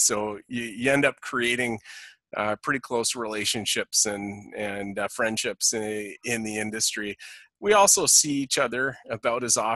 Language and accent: English; Vancouver, British Columbia, Canada; moved away as an adult; now in Winnipeg, Canada; born and raised in the Vancouver area, moved to Winnipeg